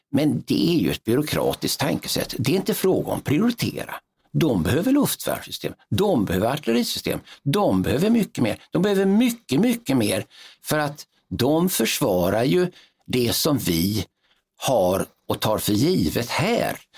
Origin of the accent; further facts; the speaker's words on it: Sweden; som svensk officer